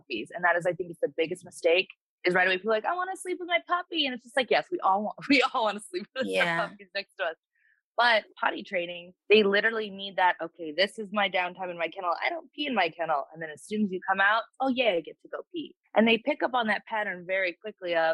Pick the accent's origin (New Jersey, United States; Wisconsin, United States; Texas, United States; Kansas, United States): Wisconsin, United States; moved away as an adult; now in Los Angeles, United States; I'm originally from Wisconsin. Kind of middle of nowhere, Wisconsin.